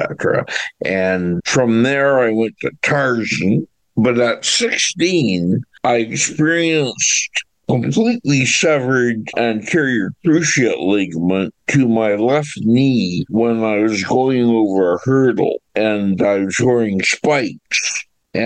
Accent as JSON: {"language": "English", "town": "Orillia", "region": "Ontario", "country": "Canada", "tie": "born or raised there", "also_born_or_lived": "Hamilton, Ontario / Selkirk, Ontario", "said": "I was born in Hamilton and raised in Selkirk until I was about 6.5 years old, and then we moved to Orillia."}